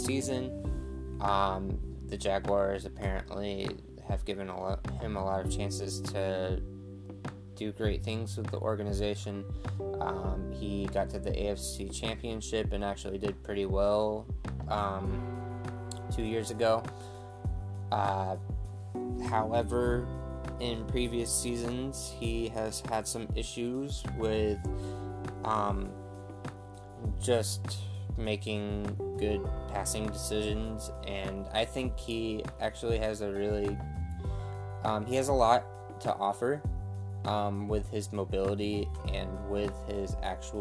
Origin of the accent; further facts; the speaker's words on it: Jacksonville, Florida, United States; I am actually from Jacksonville